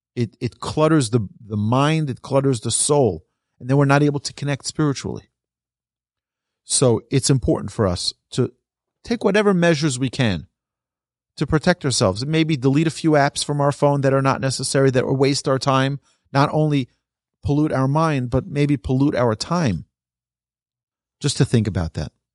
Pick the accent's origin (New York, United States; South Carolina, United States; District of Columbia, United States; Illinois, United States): New York, United States; I'm from New York